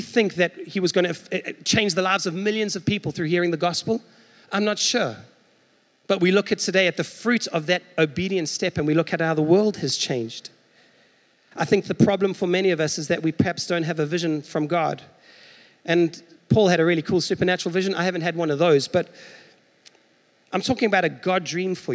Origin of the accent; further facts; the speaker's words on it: South Africa; now in United States; as a South African